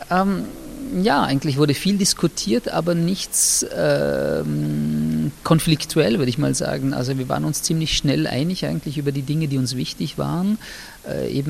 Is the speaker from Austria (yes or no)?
yes; Austria; weil ich als Österreicher, der, äh, ich würde mal sagen, in der Erinnerungskultur der 80er und 90er Jahre aufgewachsen und sozialisiert worden ist